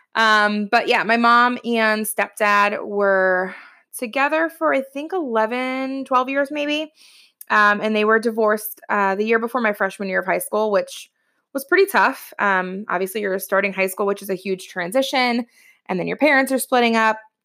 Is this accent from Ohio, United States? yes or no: yes; Ohio, United States; moved away as an adult; now in New Jersey, United States; I'm originally from Ohio. I live in Jersey now